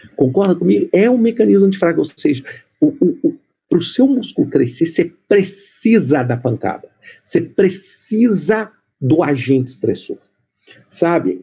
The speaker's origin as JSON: {"language": "Portuguese", "region": "Minas Gerais", "country": "Brazil", "moved": "yes", "said": "eu sou mineiro"}